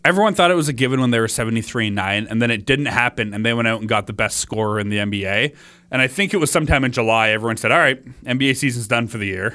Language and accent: English; Oshawa, Ontario, Canada; now in Peterborough, Canada; I grew up in Oshawa. Now I live in Peterborough